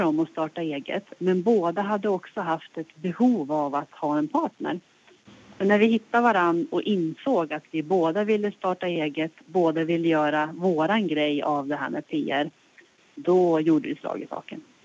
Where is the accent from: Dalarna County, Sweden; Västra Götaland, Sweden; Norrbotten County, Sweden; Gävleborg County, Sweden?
Gävleborg County, Sweden; Hälsingland; moved away as an adult; also born or lived in Stockholm; now in Östersund, Sweden; min resa börjar i Hälsingland, det är där jag kommer ifrån